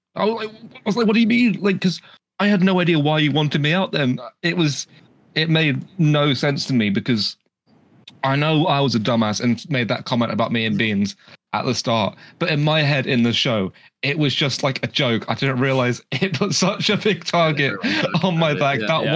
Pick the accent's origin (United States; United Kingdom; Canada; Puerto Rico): United Kingdom; I'm British.